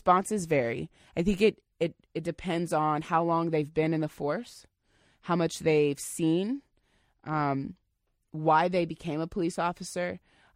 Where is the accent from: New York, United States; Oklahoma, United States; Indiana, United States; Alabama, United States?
Indiana, United States; now in Seattle, United States; I'm from Indiana, so when I first moved here, it was definitely a different world for me.